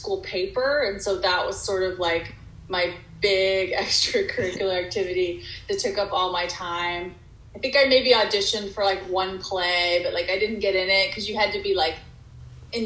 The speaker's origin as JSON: {"language": "English", "town": "Dallas", "region": "Texas", "country": "United States", "tie": "born or raised there", "also_born_or_lived": "Arkansas / Massachusetts", "moved": "as an adult", "lives_now": "Los Angeles, United States", "said": "I was born in Dallas"}